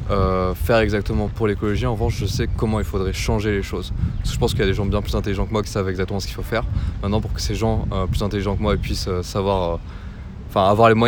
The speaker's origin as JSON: {"language": "French", "town": "Paris", "region": "Île-de-France", "country": "France", "said": "Bah, à la base, moi je suis"}